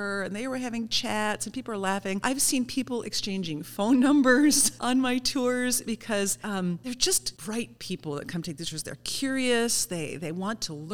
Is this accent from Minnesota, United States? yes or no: yes; Saint Paul, Minnesota, United States; I love my hometown so much. I can't believe I get paid to do this, to talk about my hometown.